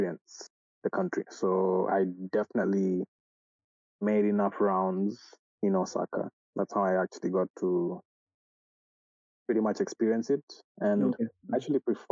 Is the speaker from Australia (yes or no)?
no; Kenya; moved away as an adult; now in Japan; I'm from Kenya, and I have recently just relocated to Japan, which is about 3 months since I just moved here